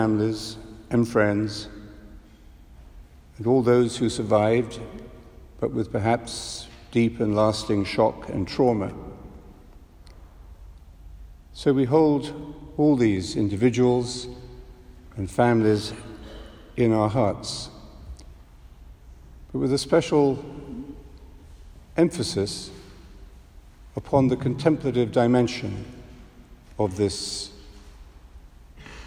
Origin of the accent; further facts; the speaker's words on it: London, United Kingdom; As a Londoner